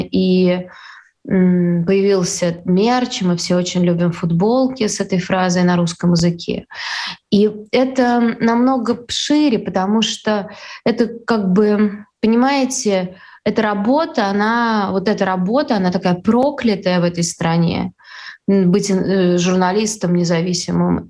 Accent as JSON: {"language": "Russian", "region": "Saint Petersburg", "country": "Russia", "said": "я из Петербурга"}